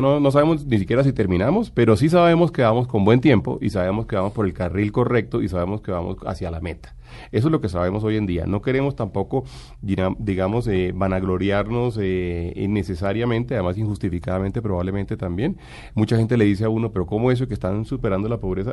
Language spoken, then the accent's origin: Spanish; Colombia